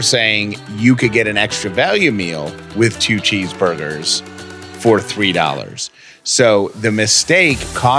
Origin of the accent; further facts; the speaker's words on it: upstate New York, United States; There's a company in my hometown that owns over 1,000 Burger King restaurants.